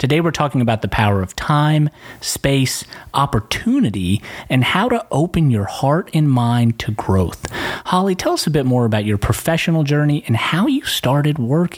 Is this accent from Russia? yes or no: yes; Russia; moved away; I'm an immigrant from Russia with family in both Russia and Ukraine.